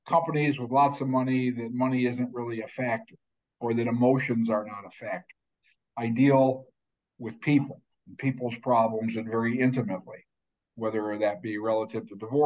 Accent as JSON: {"language": "English", "town": "Syracuse", "region": "New York", "country": "United States", "tie": "born or raised there", "said": "I grew up in Syracuse"}